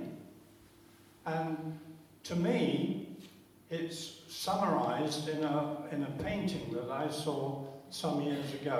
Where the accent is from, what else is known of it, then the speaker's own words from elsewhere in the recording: London, United Kingdom; moved away; As a Londoner